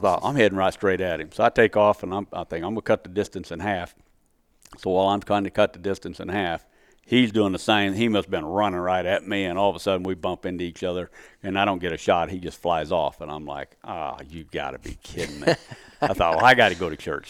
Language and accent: English; Missouri, United States; moved away; my home state.